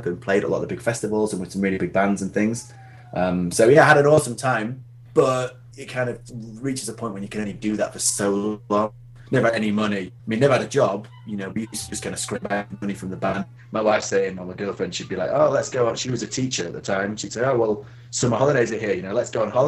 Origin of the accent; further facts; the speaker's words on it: Doncaster, Yorkshire and the Humber, United Kingdom; moved away as an adult; now in York, United Kingdom; I grew up in Doncaster, Sunny Donny.